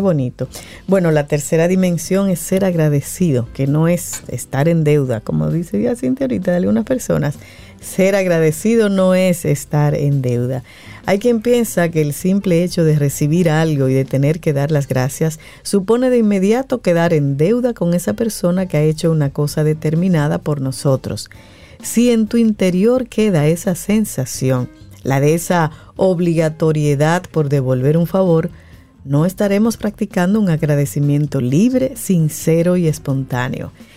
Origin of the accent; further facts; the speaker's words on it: Dominican Republic; somos los dominicanos